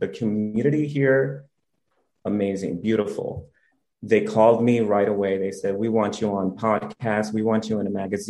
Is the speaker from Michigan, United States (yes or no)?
no; New York City, New York, United States; moved away as an adult; now in South Florida, United States; Born and raised in Brooklyn, Bushwick. Love my city.